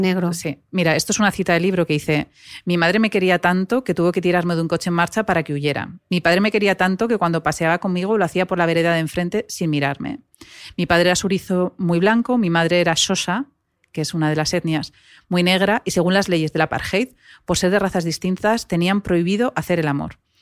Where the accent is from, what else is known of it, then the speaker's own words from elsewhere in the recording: Navarre, Spain; soy navarra